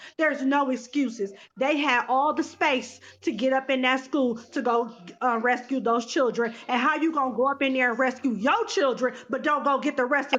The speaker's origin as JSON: {"language": "English", "town": "Los Angeles", "region": "California", "country": "United States", "also_born_or_lived": "Inglewood, California", "said": "because I'm from South Central and Inglewood."}